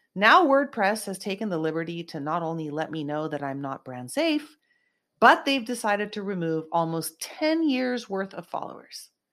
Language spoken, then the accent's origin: English; Silicon Valley, South Bay, California, United States; I grew up in Silicon Valley area, South Bay, in California